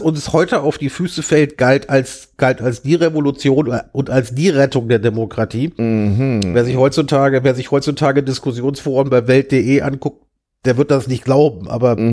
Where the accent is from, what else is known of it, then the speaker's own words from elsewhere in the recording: Germany; accent: German; also born or lived in London, United Kingdom / Alexandria, Virginia, United States; als Deutscher